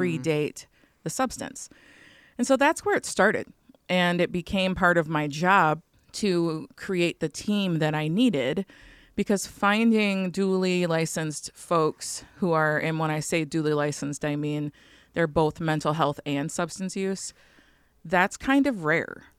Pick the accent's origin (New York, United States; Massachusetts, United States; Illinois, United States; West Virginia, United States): Illinois, United States; Chicago; also born or lived in northwest Wisconsin / Michigan; now in Wisconsin, United States; I live right now in northwest Wisconsin on Lake Superior. I'm originally from Chicago